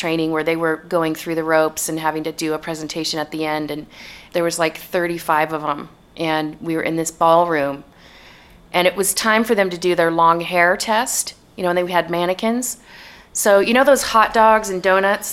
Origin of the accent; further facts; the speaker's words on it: United States; also born or lived in New York City, United States / Bay Area, United States; I'm American, you know? I'm never going to have a British accent.